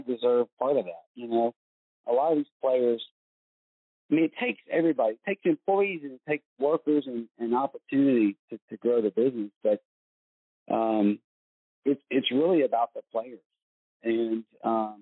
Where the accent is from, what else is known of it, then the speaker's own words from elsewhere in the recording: United States; I'm from the United States